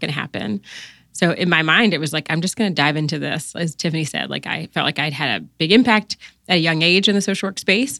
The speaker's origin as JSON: {"language": "English", "town": "Newport News", "region": "Virginia", "country": "United States", "tie": "born or raised there", "also_born_or_lived": "Washington, D.C.", "moved": "as an adult", "said": "I grew up in, uh, Newport News, Virginia"}